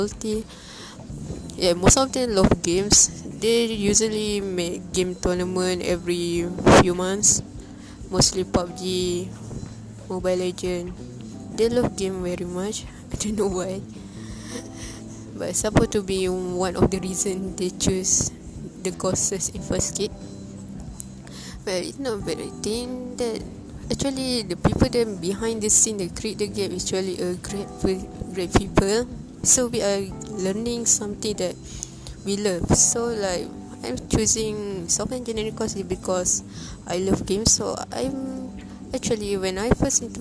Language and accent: English; Malaysia; it's close to my hometown